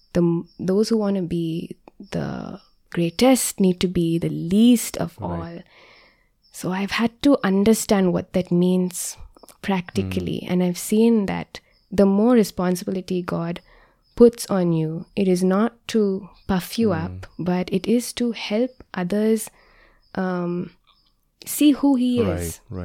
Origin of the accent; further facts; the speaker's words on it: India; I was like, oh, what if I do this as an Indian Christian? I couldn't find other Indian Christians at that time.